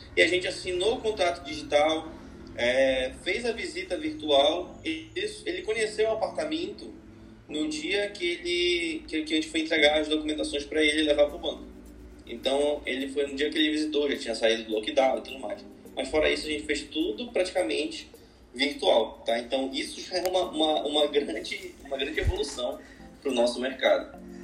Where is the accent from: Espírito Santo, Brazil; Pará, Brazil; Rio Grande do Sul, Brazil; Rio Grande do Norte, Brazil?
Pará, Brazil; Belém; sou de Belém, trabalho aqui